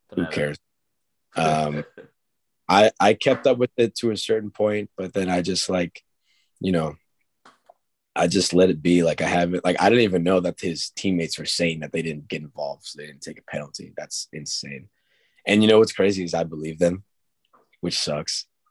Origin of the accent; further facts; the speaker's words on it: Long Island, New York, United States; we're from Long Island